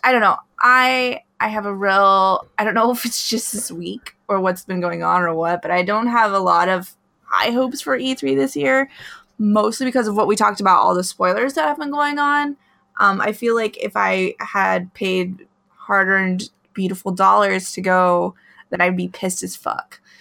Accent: Alaska, United States; moved away; where I grew up in Alaska

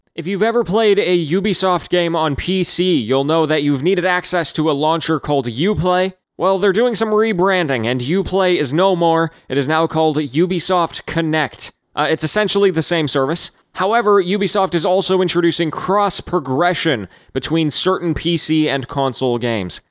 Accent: Canada; as a Canadian, as as the neighbors to the north of the Americans

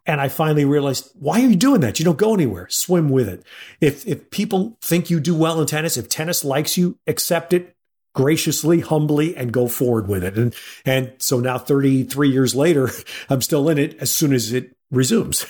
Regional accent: New York City, New York, United States; I was born and raised in and around New York City

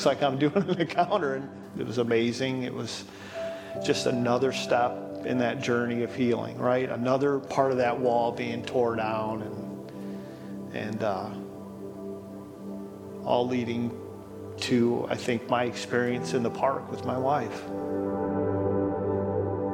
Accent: Highland, Indiana, United States; also born or lived in Hammond, Indiana; born in Hammond, Indiana. I grew up in Highland, Indiana.

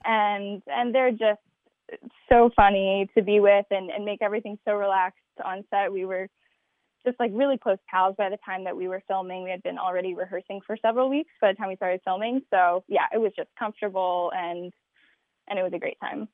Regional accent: Albuquerque, New Mexico, United States; I'm from Albuquerque, New Mexico.

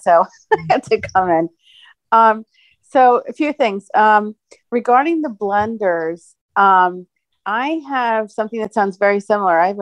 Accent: New Jersey, United States; now in Phoenix, United States; I'm in Phoenix. I'm originally from New Jersey

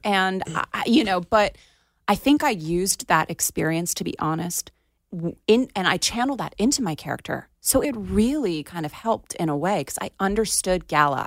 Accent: Plantation, Florida, United States; my hometown in Plantation

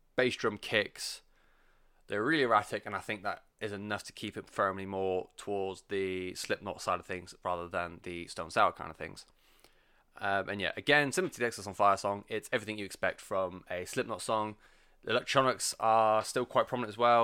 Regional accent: England, United Kingdom; I'm English and I anglicize everything

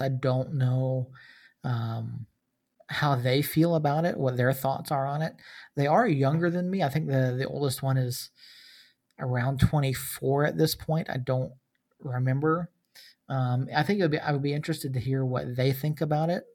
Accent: Georgia, United States; I grew up in Georgia

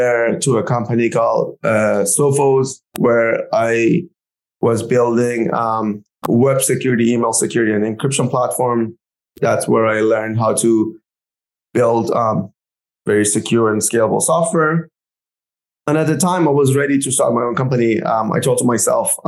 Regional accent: Canada; as a Canadian

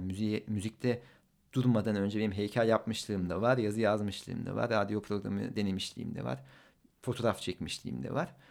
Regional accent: Ankara, Turkey; Ankaralıyım ben

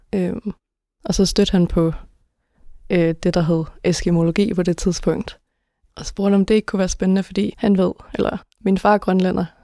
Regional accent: Denmark; jeg er født og opvokset i Danmark

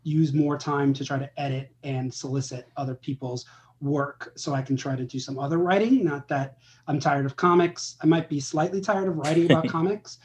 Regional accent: New York City, New York, United States; I'm originally from Brooklyn, New York

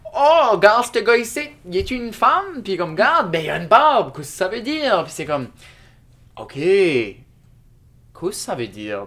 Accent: Shediac, New Brunswick, Canada; now in Moncton, Canada; j'habite à Moncton, mais je suis originaire de Shediac, Nouveau-Brunswick

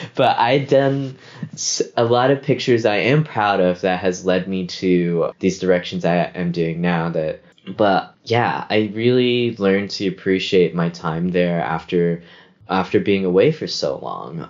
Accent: Memphis, Tennessee, United States; moved away as an adult; now in New York, United States; I grew up in Whitehaven, uh, where great El- uh where Graceland is Elvis's home.

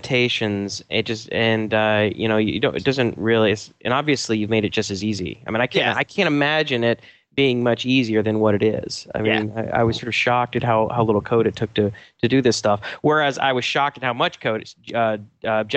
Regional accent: Atlanta, Georgia, United States; I'm from Atlanta too

